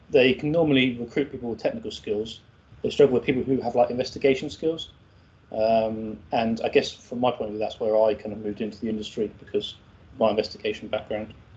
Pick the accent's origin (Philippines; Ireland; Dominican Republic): Ireland; I'm Irish